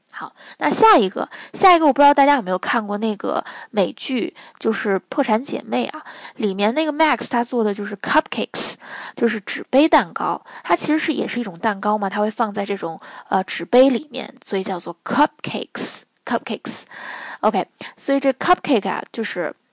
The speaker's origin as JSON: {"language": "Chinese", "region": "northern China", "country": "China", "said": "我们，呃，北方人"}